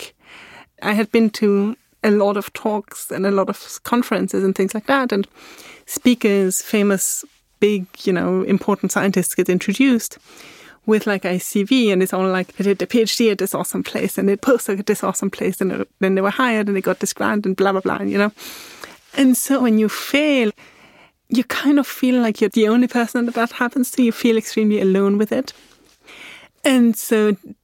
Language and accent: English; Austria; English is a second language; moved away as an adult; also born or lived in England / Scotland / Germany; now in Berlin, Germany; I was born in Austria